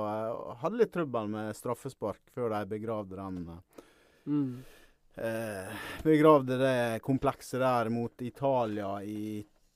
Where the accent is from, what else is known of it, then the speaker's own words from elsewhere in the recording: Ålesund, Møre og Romsdal, Norway; accent: Sunnmøre dialect; also born or lived in Årvoll, Oslo; now in Oslo, Norway; jeg kommer fra Ålesund.